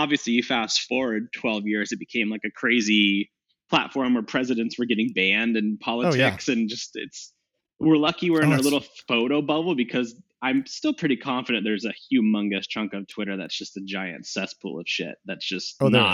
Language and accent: English; Walnut Creek, California, United States; moved away as an adult; now in Seattle, United States; So I was born in the Bay Area, 1989, actually in Walnut Creek, California, which is in the East Bay, probably 20 miles out from San Francisco. Born and raised there.